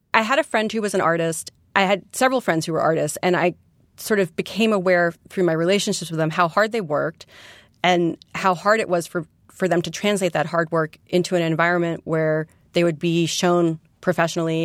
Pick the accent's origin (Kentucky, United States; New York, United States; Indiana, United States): New York, United States; New York City; born or raised there; also born or lived in West Coast